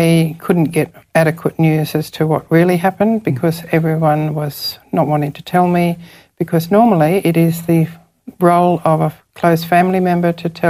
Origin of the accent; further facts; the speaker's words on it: Ipswich, Queensland, Australia; moved away as an adult; also born or lived in India; now in Townsville, Australia; I came from Ipswich